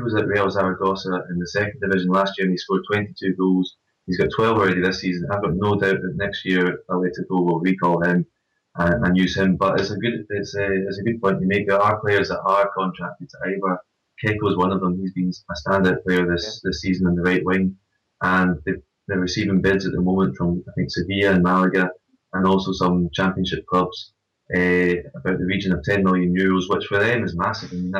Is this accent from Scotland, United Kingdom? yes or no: yes; Scotland, United Kingdom; accent: Scottish